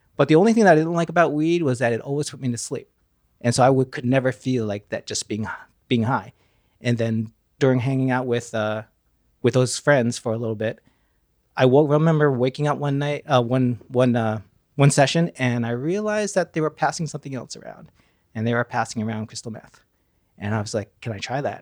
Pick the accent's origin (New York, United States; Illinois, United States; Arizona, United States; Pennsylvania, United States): New York, United States; Pleasantville; I grew up in uh, Westchester County, Pleasantville, New York